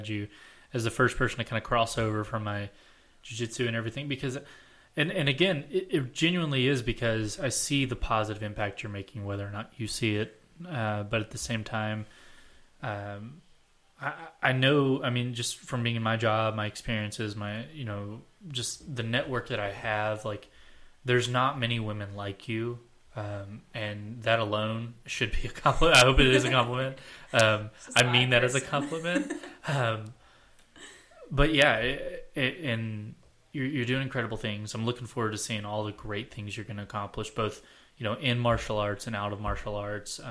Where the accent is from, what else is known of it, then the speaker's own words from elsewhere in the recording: the Bible Belt, United States; we grew up in the Bible Belt